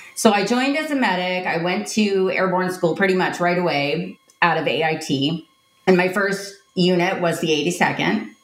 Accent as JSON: {"language": "English", "town": "Tampa", "region": "Florida", "country": "United States", "tie": "born or raised there", "said": "I grew up in Tampa, Florida"}